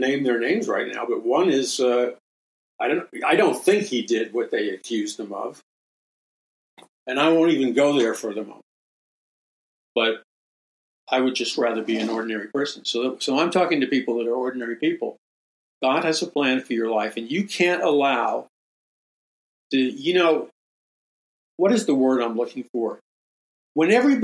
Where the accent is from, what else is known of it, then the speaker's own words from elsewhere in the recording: New York City, New York, United States; when I grew up in Jackson Heights, Queens, and in New York City